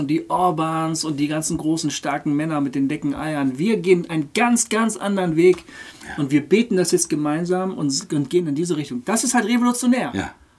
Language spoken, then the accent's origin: German; Germany; als Deutsche